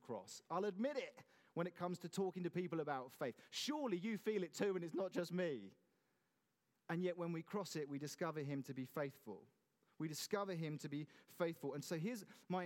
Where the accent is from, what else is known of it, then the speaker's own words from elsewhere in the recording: Godalming, South East England, United Kingdom; I grew up in Godalming